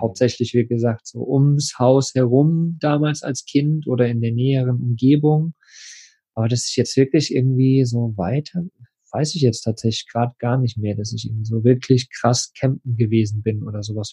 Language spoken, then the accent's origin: German; eastern Germany, Germany; wir sind Ostkinder